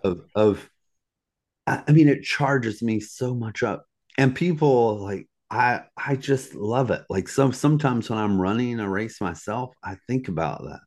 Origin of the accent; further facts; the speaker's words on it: Virginia, United States; also born or lived in Southeast United States; in Virginia, my hometown, Troublesome Hollow